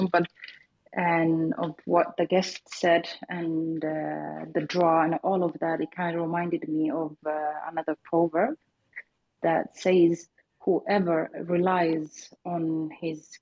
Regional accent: Somalia; now in Sweden; I am originally from Somalia

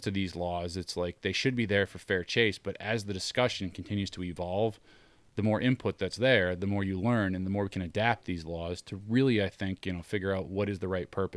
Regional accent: Maine, United States; now in New Hampshire, United States; I grew up in Maine

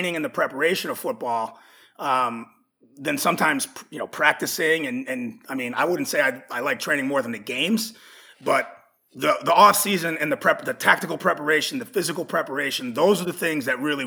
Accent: Massachusetts, United States; I'm from New England, which is the Northeast United States. I grew up in a state called Massachusetts

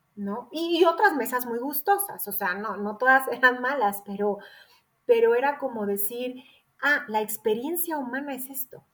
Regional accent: Querétaro, Mexico; yo soy de Querétaro

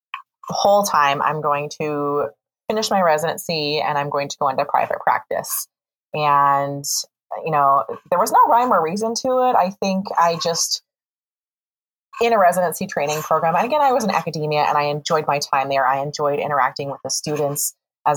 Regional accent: Morris, Illinois, United States; I am from Illinois, from a small town, Morris, Illinois, about 2 hours north of Champaign-Urbana.

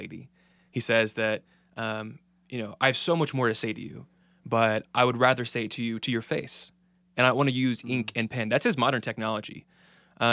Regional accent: Dayton, Ohio, United States; also born or lived in Kentucky / Virginia; now in Texas, United States; I'm from Dayton, Ohio, I'm here in Texas, been to Kentucky, Virginia, all over the place

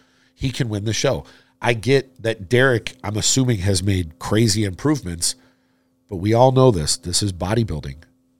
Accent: Florida, United States; I was born and raised in Florida.

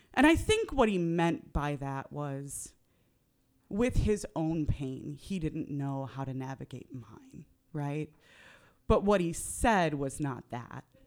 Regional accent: Northern California, United States; I grew up in Northern California

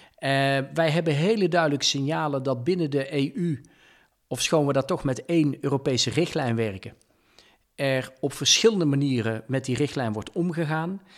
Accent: Dongen, North Brabant, Netherlands; accent: soft G; moved away as an adult; Eh, ik kom uit een klein dorp, Dongen, vlakbij Oosterhout-Breda. Mijn vader en moeder waren hardwerkende ondernemers. Ben daar ook in opgegroeid

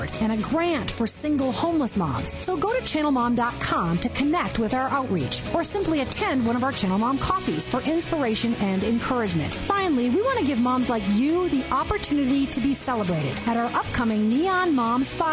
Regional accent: Chicago, Illinois, United States; moved away; I was born in Chicago

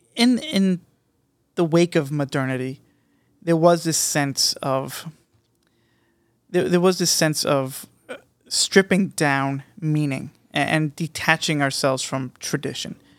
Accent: United States; as an American, in America

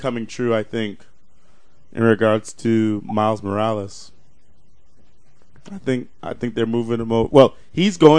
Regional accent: United States; I'm American, so I say gosh

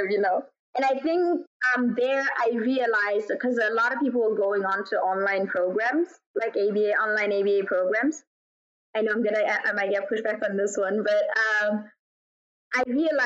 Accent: Botswana; moved away as an adult; also born or lived in United States / South Africa / Kuwait / Ireland; I was born in Botswana, raised in Botswana, and then at 18, I moved to the U.S.

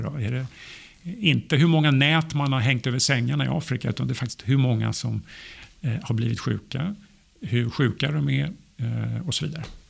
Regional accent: Sweden; also born or lived in Sturgis, Michigan; som svensk

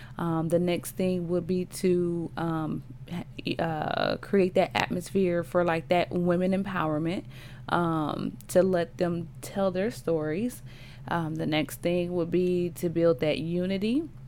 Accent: Cleveland, Ohio, United States; I'm from Cleveland and different things like that.

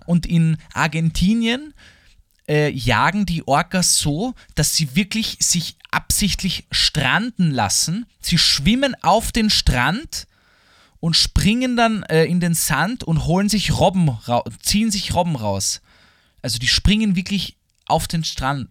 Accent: Vienna, Austria; für mich als Österreicher und als Wiener

